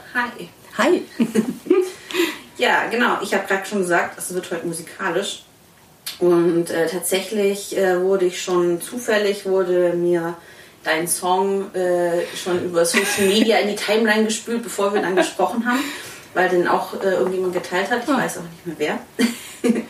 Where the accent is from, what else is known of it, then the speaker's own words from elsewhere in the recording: Swabia, Germany; now in Cologne, Germany; ich komme ursprünglich aus Schwaben